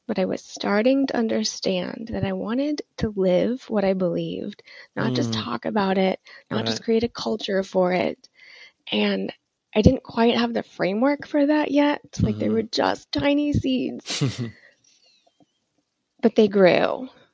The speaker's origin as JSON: {"language": "English", "region": "Midwest", "country": "United States", "tie": "born or raised there", "lives_now": "Austin, United States", "said": "But I grew up in the Midwest and with a really conservative Christian family. And my family moved around quite a bit growing up. So I've sort of lived all over."}